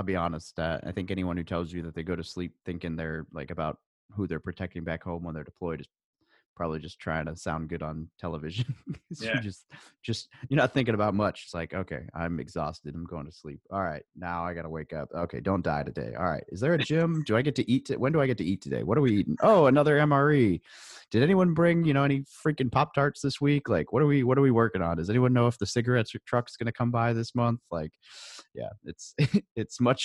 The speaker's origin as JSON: {"language": "English", "region": "Arkansas", "country": "United States", "tie": "born or raised there", "also_born_or_lived": "Northern California", "said": "I was born in Northern California, but I grew up in Arkansas, in a small town outside the capital"}